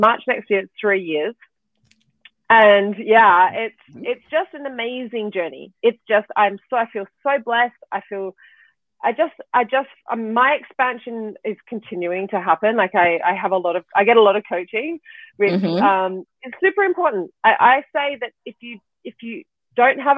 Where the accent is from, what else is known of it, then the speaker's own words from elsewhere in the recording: Australia; moved away; I am originally Australian